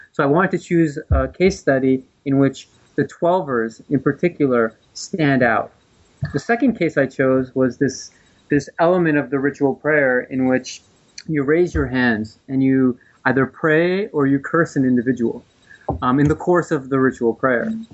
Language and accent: English; New Jersey, United States; I'm from the East Coast. I was raised in New Jersey